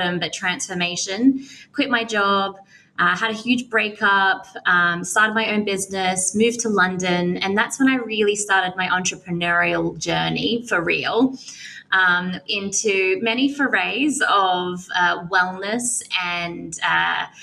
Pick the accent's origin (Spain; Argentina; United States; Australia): Australia; moved away; I'm an Australian girl that loves to travel